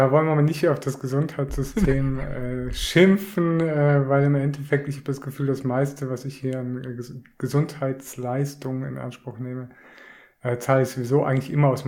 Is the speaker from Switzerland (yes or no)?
yes; Küsnacht, Zurich, Switzerland; wieder zurück in meine alte Heimat nach Küsnacht.